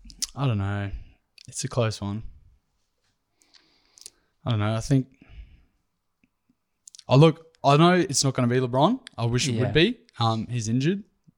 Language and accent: English; Ballarat, Victoria, Australia; also born or lived in North Brisbane; yeah, so I'm originally from Ballarat in Victoria.